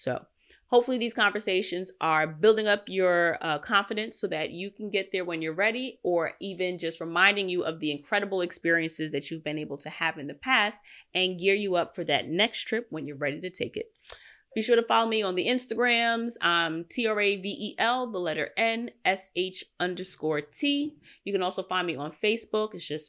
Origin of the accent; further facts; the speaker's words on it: Queens, New York, United States; I know that I'm a city girl. I grew up in Queens. I spend my time in Manhattan and Brooklyn.